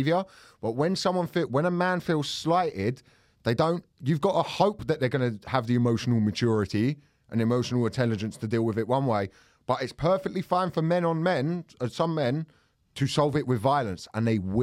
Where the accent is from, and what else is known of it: Thornton Heath, London, United Kingdom; born or raised there; also born or lived in Farnborough, Kent